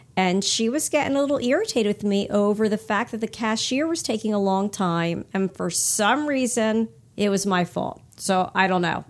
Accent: Hamilton, New Jersey, United States; also born or lived in Burlington area, New Jersey; when I grew up in Hamilton, uh, in New Jersey, it was just like thirty minutes from where we are now in the Burlington area

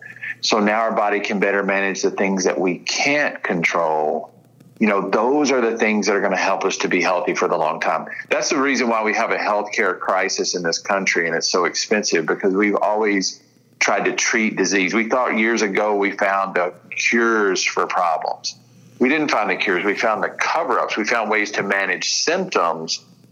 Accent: Tennessee, United States; I'm from West Tennessee. It ain't good, right?

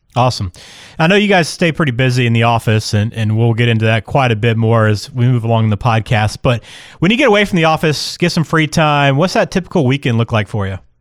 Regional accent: Birmingham, Alabama, United States; moved away; I'm from Birmingham originally

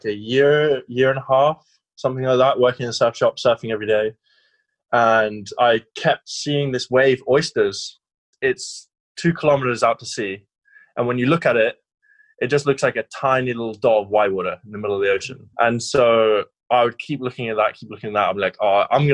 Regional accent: Sidmouth, South West England, United Kingdom; moved away; I grew up in Sidmouth, and before that we had a lot of childhood issues, like going around the world, my parents and all that kind of stuff. But we ended up in Sidmouth

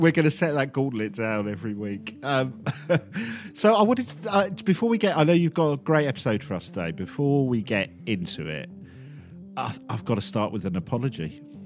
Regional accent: England, United Kingdom; us English

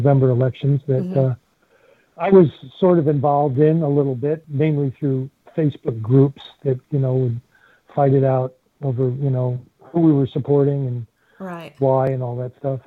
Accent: Barnegat, New Jersey, United States; I grew up in South Jersey, born to get, there was like 1,200 people there

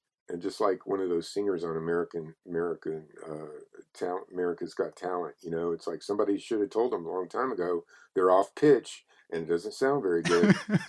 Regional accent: Texas, United States; He's from Tennessee or Kentucky, and I'm from Texas, and it's a similar thing that goes on down there where people shame you.

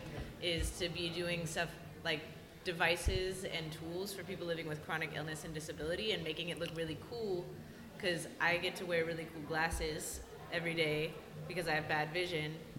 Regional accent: New Orleans, Louisiana, United States; I'm from New Orleans, so it's a really heavy-duty costuming culture

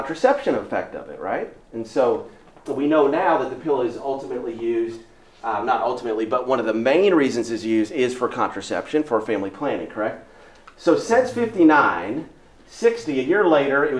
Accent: Omaha, Nebraska, United States; now in Houston, United States; So I grew up in Omaha, literally grew up licking envelopes at the Institute

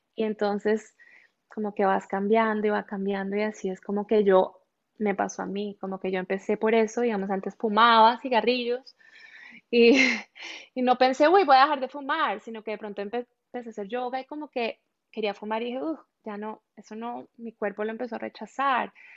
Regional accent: Colombia; moved away as an adult; Soy colombiana, nací y crecí en Colombia, viví ahí mis primeros veinte años

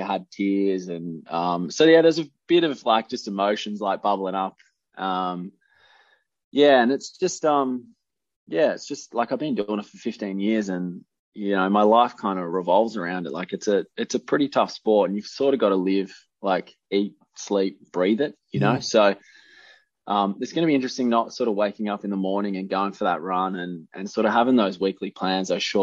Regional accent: Keysborough, Victoria, Australia; also born or lived in Cranbourne / Narre Warren South; grew up sort of out in Keysborough on the farm, and I actually got into athletics in under eights because I was moving from Cranbourne to Narrewarren South

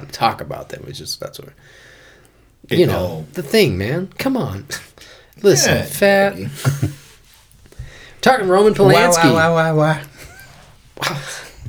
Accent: Boise, Idaho, United States; also born or lived in Kansas; I moved here when I was like 7 months old. So basically, I'm native

